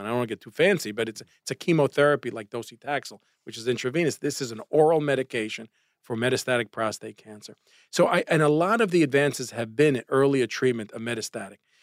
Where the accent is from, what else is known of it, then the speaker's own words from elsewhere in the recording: New York City, New York, United States; growing up in Brooklyn, and my father had the candy store on Avenue N and Coney Island Avenue